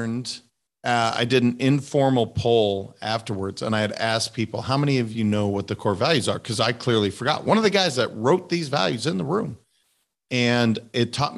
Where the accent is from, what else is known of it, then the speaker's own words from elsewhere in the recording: Montana, United States; my home state